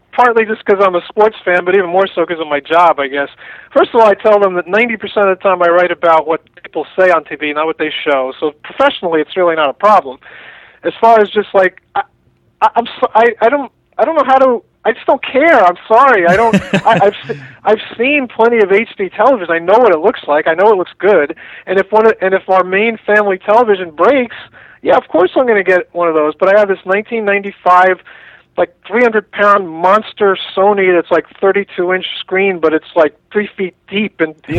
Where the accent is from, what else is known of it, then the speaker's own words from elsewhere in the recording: Long Island, New York, United States; I'm from Long Island